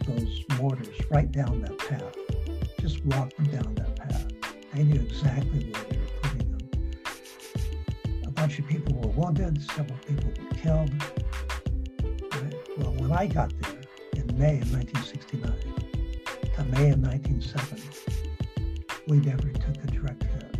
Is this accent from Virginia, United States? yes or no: no; San Diego, California, United States; I grew up in San Diego